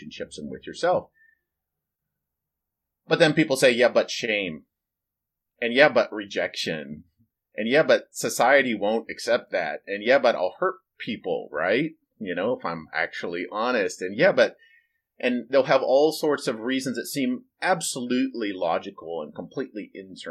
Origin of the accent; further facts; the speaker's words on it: United States; I grew up in America